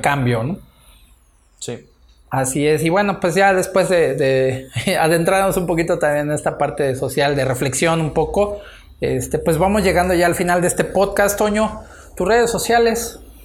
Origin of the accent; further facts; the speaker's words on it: Mexico; a nosotros así como, como mexicanos